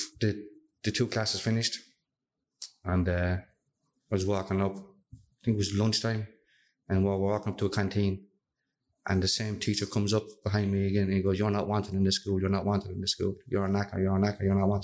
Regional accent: Castlebar, Connacht, Ireland; I'm from Castlebarne, County Mayo. 20 years of age. Grown up in Castlebar

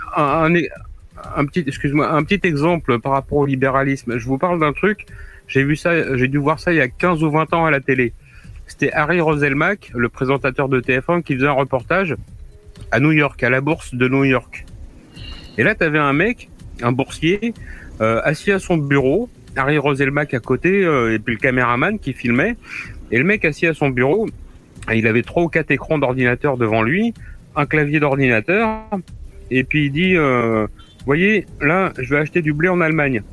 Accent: Normandy, France; chez moi, en Normandie

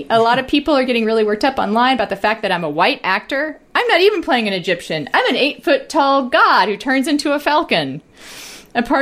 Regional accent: Puerto Rico; born there; Uh, okay. I was born in Puerto Rico

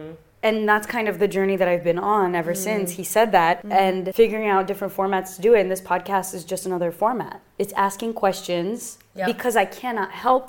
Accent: Brazil; English is a second language; I was born in Brazil, you know this. Mm. We share that immigrant story. When I grew up in Brazil, it was the only thing I knew.

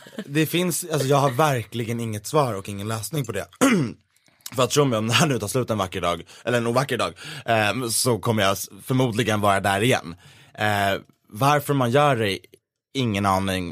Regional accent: Gävle, Gävleborg County, Sweden; min hemstad Gävle

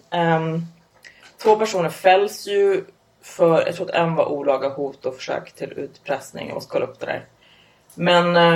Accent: Upplands Väsby, Stockholm County, Sweden; Nej jag kommer från Upplands Väsby. Det är typ ja. motsvarigheten fast norrort.

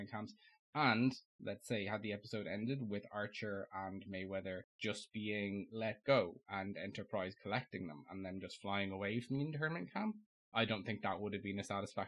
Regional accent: Ireland; I'm Irish

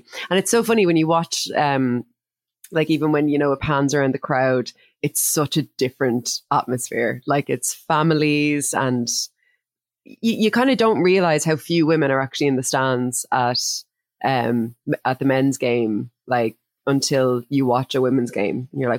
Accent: Ireland; I'm an Irish person

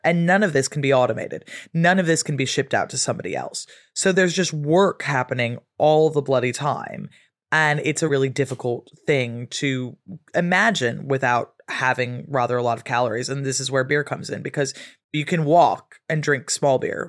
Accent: West Coast of America, United States; moved away as an adult; now in England; growing up on the West Coast of America

